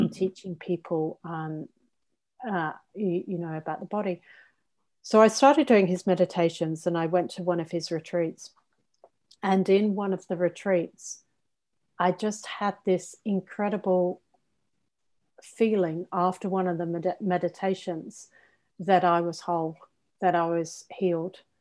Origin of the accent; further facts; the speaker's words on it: England, United Kingdom; I'm English